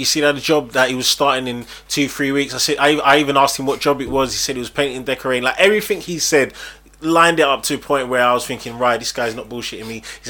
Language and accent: English; Nigeria; I'm Nigerian. Oh yeah, I'm Nigerian.